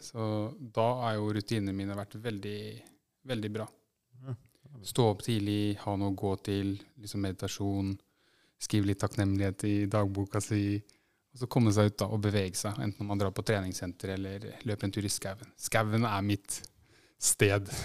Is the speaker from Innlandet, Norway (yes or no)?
no; Fredrikstad, Østfold, Norway; jeg er født i Fredrikstad. Og, og egentlig bodd her nesten hele mitt liv